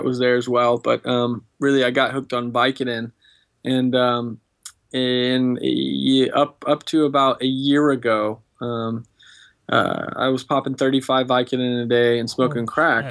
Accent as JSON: {"language": "English", "town": "Austin", "region": "Texas", "country": "United States", "tie": "born or raised there", "said": "I grew up in Austin, Texas"}